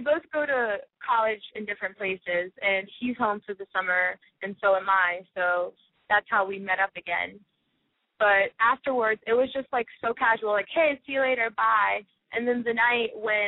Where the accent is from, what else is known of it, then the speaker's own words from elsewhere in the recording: Washington, District of Columbia, United States; I'm from Washington, D.C.